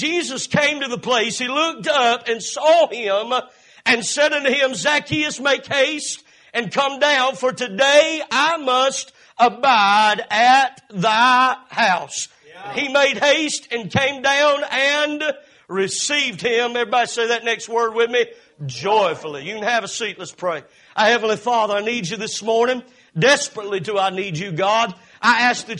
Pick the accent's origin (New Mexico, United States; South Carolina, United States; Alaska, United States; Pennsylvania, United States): South Carolina, United States; Cowpens; moved away; 2 miles from here is where I was born and raised and lived in Cowpens, South Carolina